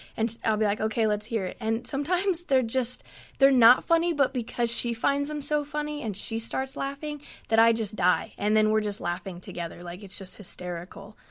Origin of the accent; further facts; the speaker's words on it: West Coast, United States; moved away; now I'm from the West Coast